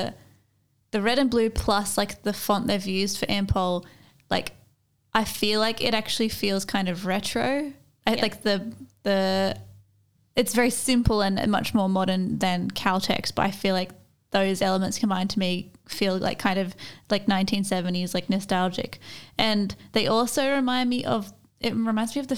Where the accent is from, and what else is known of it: Australia